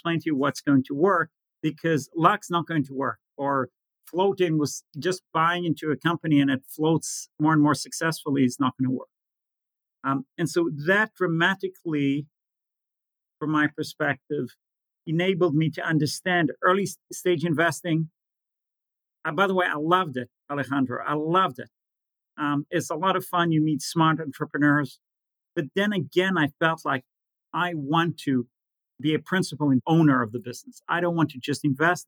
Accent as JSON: {"language": "English", "country": "Israel", "tie": "born or raised there", "said": "growing up in Israel, recessions, wars, new currencies, inflation"}